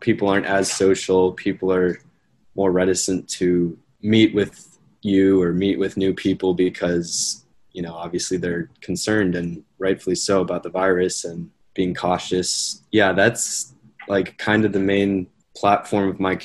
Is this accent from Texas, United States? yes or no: no; Cheverly, Maryland, United States; I'm from Cheverly, Maryland, and I am on campus this year